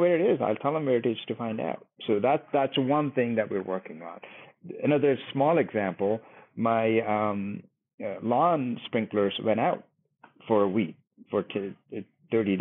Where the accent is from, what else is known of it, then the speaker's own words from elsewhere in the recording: India; now in Dallas, United States; my home country, India